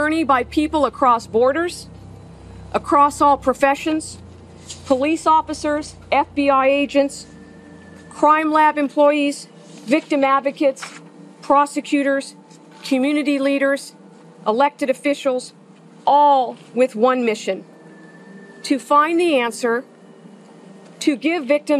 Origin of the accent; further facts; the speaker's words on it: Sacramento, California, United States; I grew up in the East Area of Sacramento